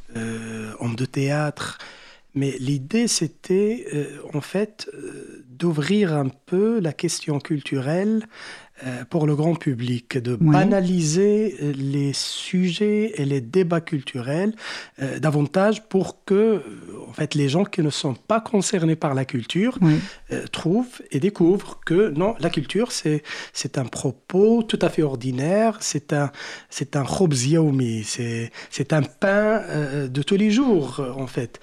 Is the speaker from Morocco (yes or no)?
yes; Morocco; chez nous au Maroc